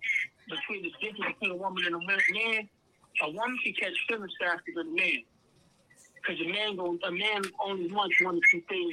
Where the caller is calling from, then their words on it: Youngstown, Ohio, United States; I'm calling from Ohio. I'm calling from Youngstown.